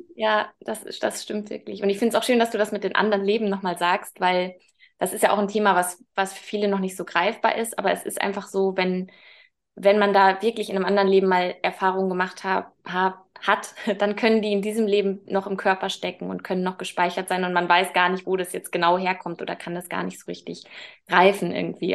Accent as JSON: {"language": "German", "town": "Münster", "region": "North Rhine-Westphalia", "country": "Germany", "moved": "yes", "lives_now": "Hamburg, Germany", "said": "Eigentlich komme ich aus Münster"}